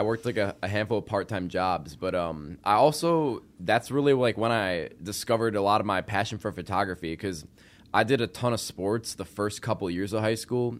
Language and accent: English; Arlington Heights, Illinois, United States; also born or lived in South Loop, Chicago; now in Chicago, United States; I grew up in Arlington Heights, and I moved to South Loop three years ago